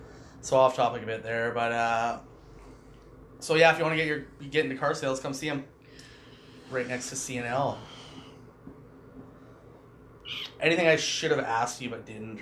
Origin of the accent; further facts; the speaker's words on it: Hornby Island, British Columbia, Canada; I grew up on Hornby, right?